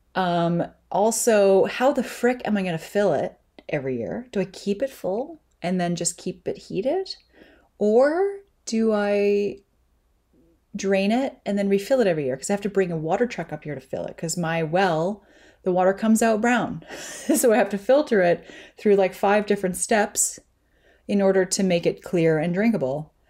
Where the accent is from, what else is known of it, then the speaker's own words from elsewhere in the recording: Canada; I'm Canadian